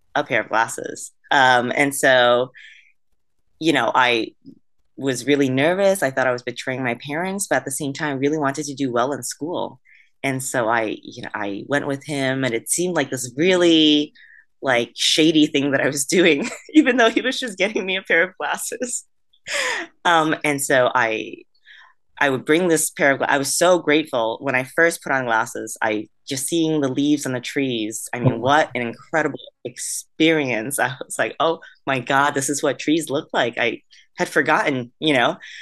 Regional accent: Vietnam; moved away; I was born in Vietnam

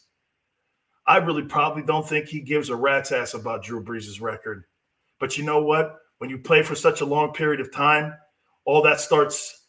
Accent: New York area, United States; I'm from the New York area too

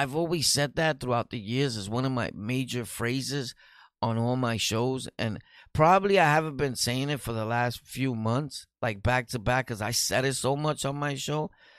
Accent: Bronx, New York, United States; we're both from the Bronx, so you know that we're dirty

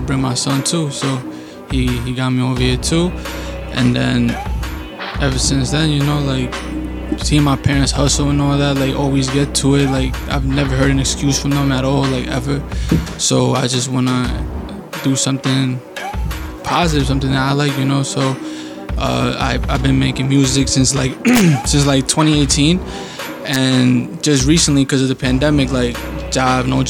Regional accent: Yonkers, New York, United States; also born or lived in Mexico City, Mexico; I'm right here from Yonkers. I was born in Mexico, you know, but I came here when I was about like 4 years and a half. And I've been here all my life.

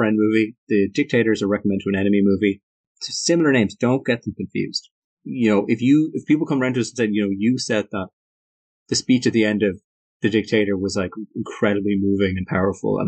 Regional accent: Ireland; We are both Irish.

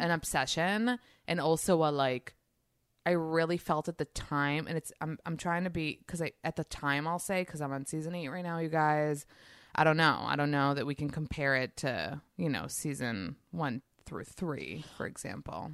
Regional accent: New York, United States; moved away as an adult; also born or lived in Israel; I'm from New York

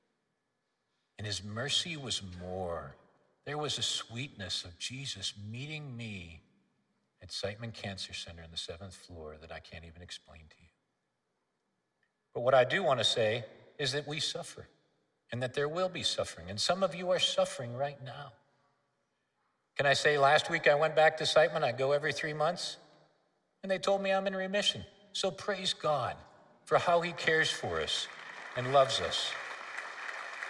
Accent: Minneapolis, Minnesota, United States; moved away as an adult; also born or lived in South Africa; now in St. Louis, United States; I was raised in Northeast Minneapolis in Minnesota.

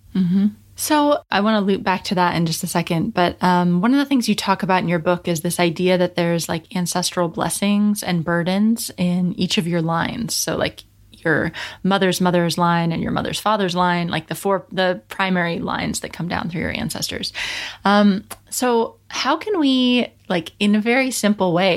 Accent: United States; I grew up in America and my ancestry is very Northern European.

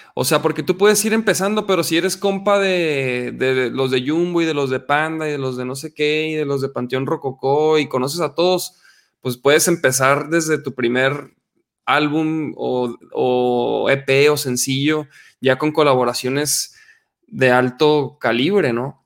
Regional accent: Chihuahua, Mexico; moved away as an adult; now in Guadalajara, Mexico; Yo soy de Chihuahua, yo soy del norte del país precisamente y me vine acá a Guadalajara este, hace como casi 14 años

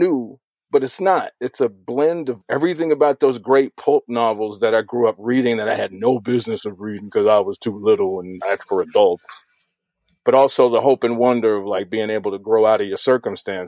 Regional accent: Chicago, Illinois, United States; I was growing up in the Shy

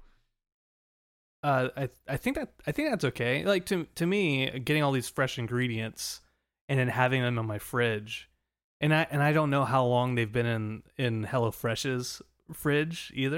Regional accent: Southern California, United States; moved away; also born or lived in Colorado; a kid growing up in Southern California

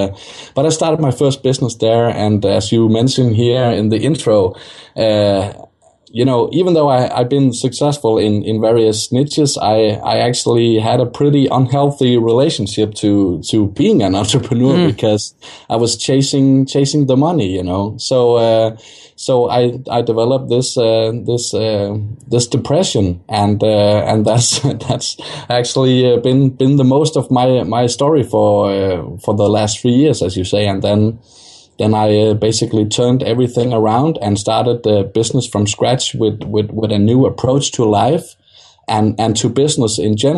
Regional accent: Denmark; Okay, yeah, I'm from Denmark, so

